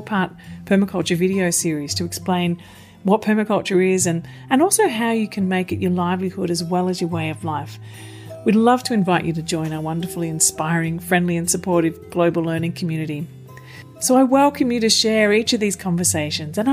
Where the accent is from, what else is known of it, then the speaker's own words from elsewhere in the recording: Melbourne, Victoria, Australia; you're in my hometown of Melbourne